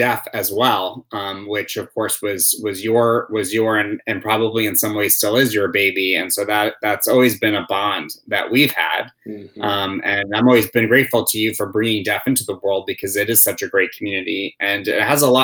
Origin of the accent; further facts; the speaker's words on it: New York City, New York, United States; moved away; my hometown of New York City